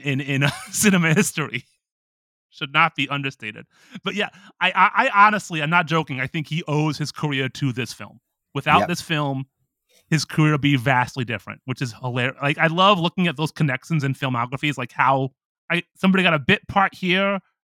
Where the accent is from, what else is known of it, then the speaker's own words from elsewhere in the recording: United States; I'm an American